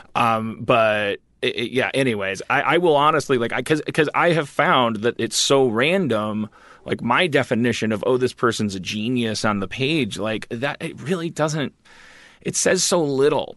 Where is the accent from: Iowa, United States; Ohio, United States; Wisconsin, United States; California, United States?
Wisconsin, United States; I'm a white from Wisconsin